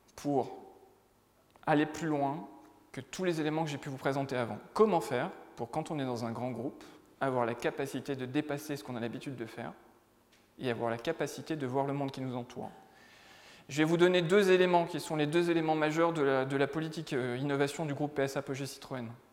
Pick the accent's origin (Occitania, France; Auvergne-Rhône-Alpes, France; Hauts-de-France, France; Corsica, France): Hauts-de-France, France; the North; je viens du Nord, hein, donc euh, plutôt une terre de foot qu'une terre de rugby